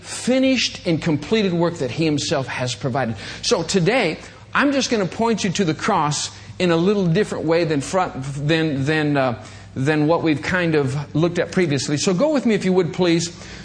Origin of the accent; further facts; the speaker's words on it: Michigan, United States; I was a kid growing up in Michigan